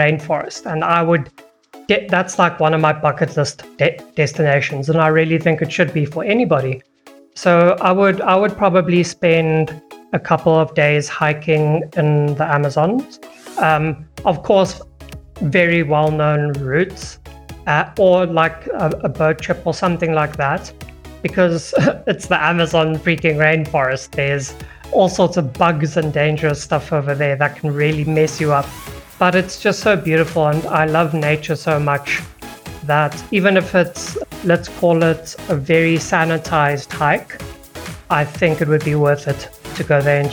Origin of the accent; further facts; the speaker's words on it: South Africa; As a South African